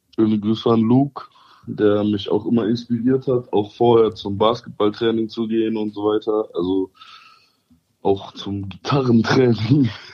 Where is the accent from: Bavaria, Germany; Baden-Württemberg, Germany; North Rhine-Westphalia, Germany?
North Rhine-Westphalia, Germany; Cologne; weil ich bin ja Kölner